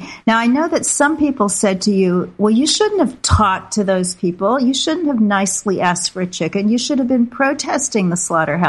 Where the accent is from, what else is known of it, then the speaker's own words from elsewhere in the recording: Kansas City, Missouri, United States; In my hometown of Kansas City